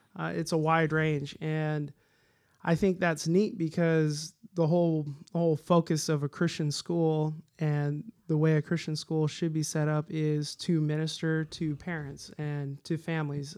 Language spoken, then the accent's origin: English; Lodi, California, United States; also born or lived in Modesto; now in Woodland, United States; I grew up in Lodi